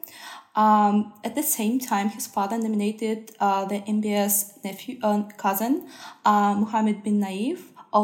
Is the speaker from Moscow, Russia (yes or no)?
no; Saint Petersburg, Russia; moved away; I come from Russia, St. Petersburg